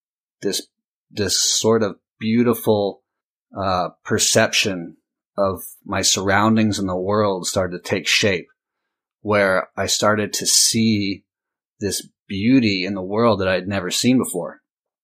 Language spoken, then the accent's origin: English; Costa Mesa, California, United States; I grew up in Southern California, Orange County, Costa Mesa to be exact